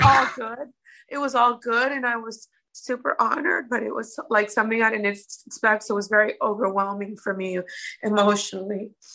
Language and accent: English; Miami, Florida, United States; I'm the only American girl on the cast from Miami.